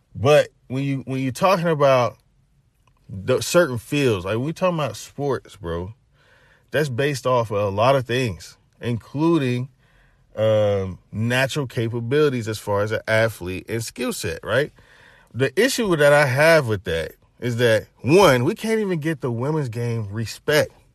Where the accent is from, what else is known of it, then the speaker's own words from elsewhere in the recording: Knoxville, Tennessee, United States; I'm from Knoxville, Tennessee